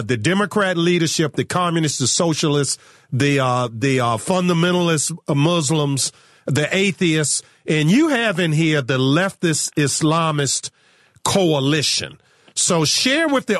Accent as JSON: {"language": "English", "region": "Virginia", "country": "United States", "tie": "born or raised there", "said": "my home state of Virginia"}